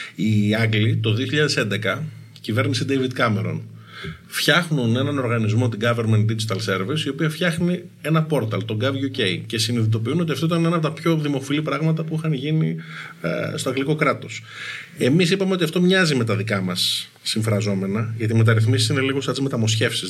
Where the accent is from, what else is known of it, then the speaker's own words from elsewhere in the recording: Athens, Attica, Greece; έχω μεγαλώσει στην Αθήνα. Πήγα σχολείο στην Αθήνα, στα Πατήσια. Στα κάτω Πατήσια μεγάλωσα.